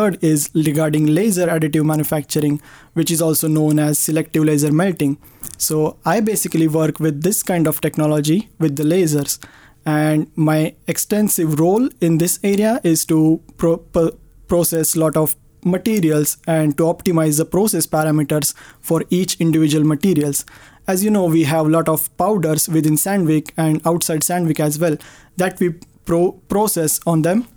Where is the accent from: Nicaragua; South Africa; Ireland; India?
India; Pune, Maharashtra; moved away as an adult; also born or lived in Chennai, India; now in Sweden; I grew up in Pune, India as well